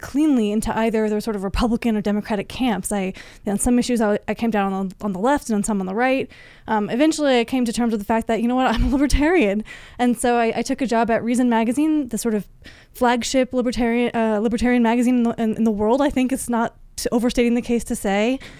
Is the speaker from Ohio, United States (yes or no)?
no; Florida, United States; moved away as an adult; also born or lived in Washington, D.C.; I grew up in Florida, mostly in Florida, at least